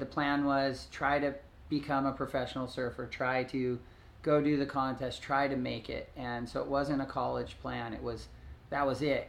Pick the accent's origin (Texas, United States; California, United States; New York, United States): California, United States; Hermosa Beach; growing up in Hermosa Beach